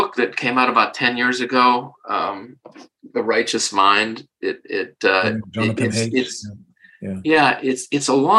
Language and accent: English; Parma, Ohio, United States; moved away as an adult; also born or lived in Weston, Massachusetts; I grew up in Parma, Ohio